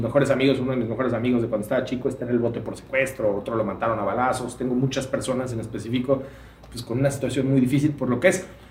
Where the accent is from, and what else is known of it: Mexico